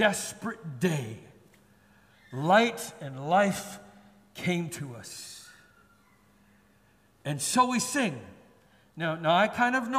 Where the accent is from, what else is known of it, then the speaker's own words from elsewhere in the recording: Canada; now in Singapore; We're Canadian